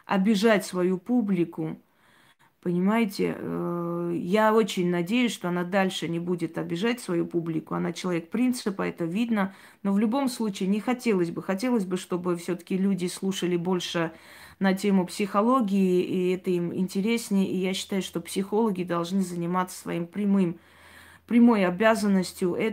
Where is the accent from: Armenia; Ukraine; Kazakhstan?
Armenia; Я армянка, и в Армении у меня очень много друзей, родственников